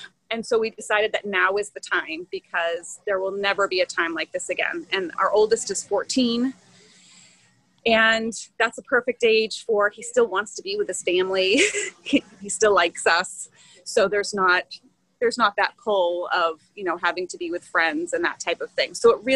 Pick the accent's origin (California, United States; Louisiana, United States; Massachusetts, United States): Massachusetts, United States; moved away as an adult; now in Maryland, United States; I am originally from Massachusetts, which is not known for homeschooling